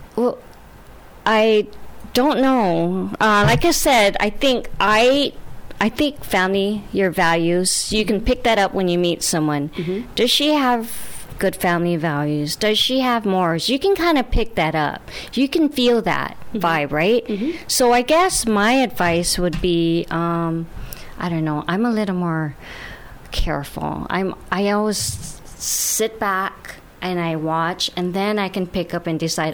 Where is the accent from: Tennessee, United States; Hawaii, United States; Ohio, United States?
Hawaii, United States; I'm from Hawaii